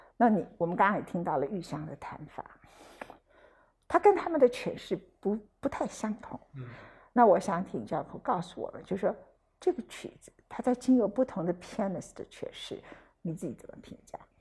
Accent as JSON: {"language": "Chinese", "region": "Taichung", "country": "Taiwan", "tie": "born or raised there", "said": "我的故乡，没办法，在，在台中"}